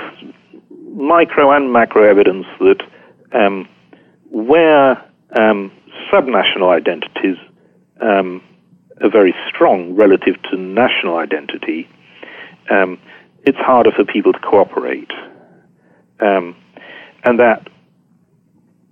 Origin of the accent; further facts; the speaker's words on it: Yorkshire and the Humber, United Kingdom; I'm strongly identify as a Yorkshireman